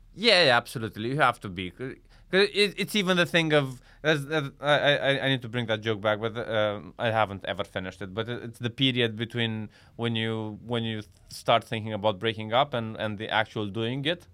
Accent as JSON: {"language": "English", "town": "Iași", "region": "Iași County", "country": "Romania", "tie": "born or raised there", "also_born_or_lived": "Bucharest, Romania", "moved": "as an adult", "lives_now": "London, United Kingdom"}